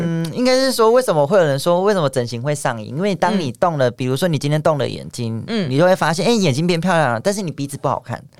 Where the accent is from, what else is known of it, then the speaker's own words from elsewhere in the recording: Taichung, Taiwan; moved away; 因为我是台中人